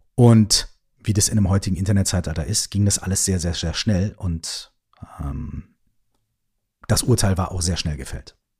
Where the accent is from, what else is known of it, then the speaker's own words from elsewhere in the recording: Germany; bei uns in Deutschland